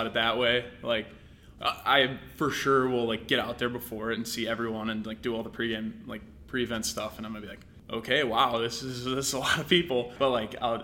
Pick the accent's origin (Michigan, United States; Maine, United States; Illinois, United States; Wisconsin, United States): Wisconsin, United States; Greendale; moved away as an adult; now in Kentucky, United States; I'm originally from a little place right outside Milwaukee, Wisconsin